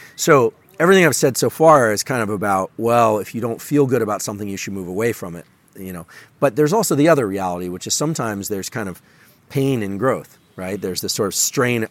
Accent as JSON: {"language": "English", "town": "Palo Alto", "region": "California", "country": "United States", "tie": "born or raised there", "said": "I'm from Silicon Valley, born and raised in Palo Alto"}